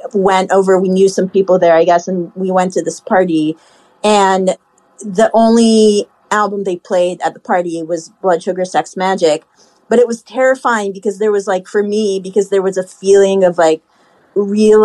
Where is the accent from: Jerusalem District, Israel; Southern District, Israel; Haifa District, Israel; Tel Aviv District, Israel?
Haifa District, Israel; Haifa; born or raised there; now in New York, United States